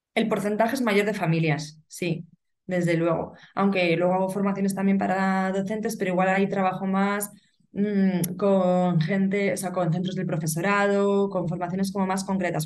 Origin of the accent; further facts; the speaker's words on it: Burgos, Castile and León, Spain; soy de Burgos y vivo aquí